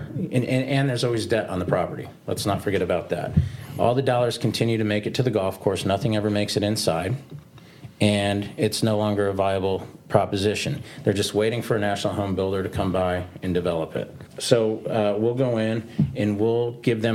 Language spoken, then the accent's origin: English; South Florida, United States; I grew up in South Florida.